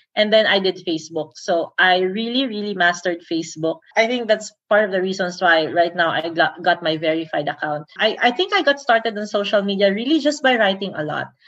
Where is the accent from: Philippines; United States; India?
Philippines; Davao City, Davao Region; I'm from Davao